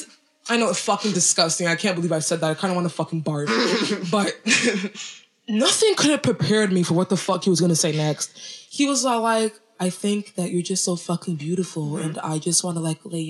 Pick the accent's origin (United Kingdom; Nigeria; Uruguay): Nigeria; I'm from Nigeria